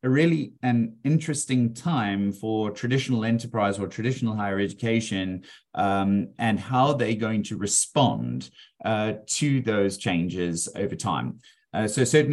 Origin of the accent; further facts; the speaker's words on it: South Africa; also born or lived in Australia; now in Melbourne, Australia; I was originally from South Africa